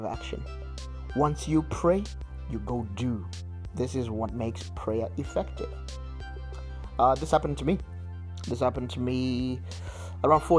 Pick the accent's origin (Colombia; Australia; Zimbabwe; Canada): Zimbabwe; moved away; I come from Zimbabwe, and I got saved in a high school scripture union organization